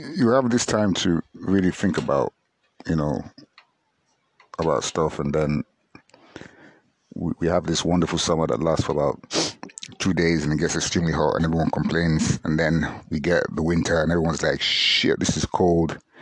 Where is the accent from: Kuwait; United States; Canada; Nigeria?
Nigeria; I'm a Nigerian